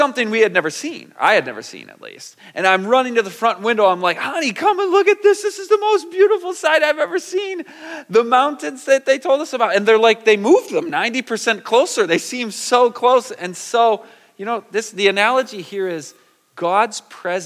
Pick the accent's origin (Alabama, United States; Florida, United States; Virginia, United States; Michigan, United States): Michigan, United States; also born or lived in California; I'm from Michigan. We're very flat